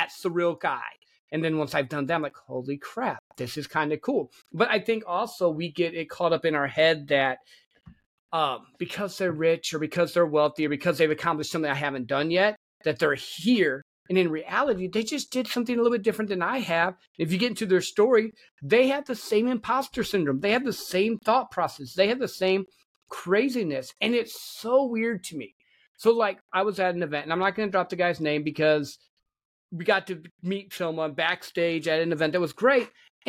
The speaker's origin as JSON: {"language": "English", "region": "Midwest", "country": "United States", "tie": "born or raised there", "said": "Because I grew up in the Midwest, and you got two emotions, anger and laughter."}